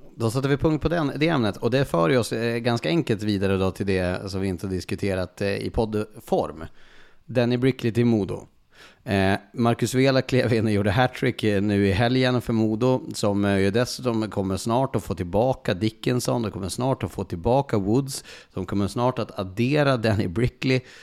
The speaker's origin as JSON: {"language": "Swedish", "area": "Skellefteå area", "region": "Västerbotten County", "country": "Sweden", "tie": "born or raised there", "said": "uppifrån Skellefteåhållet, där, där, där jag är född."}